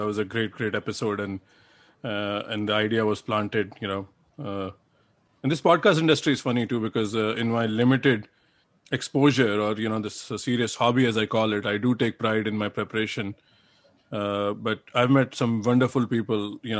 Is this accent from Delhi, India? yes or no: yes; Delhi, India; I'm from Delhi